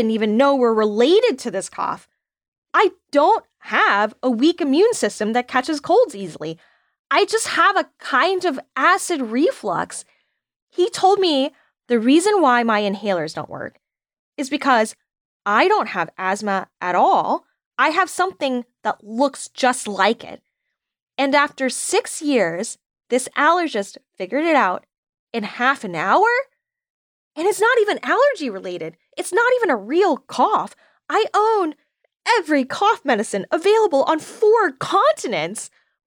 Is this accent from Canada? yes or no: no; the South, United States; I'm a Southerner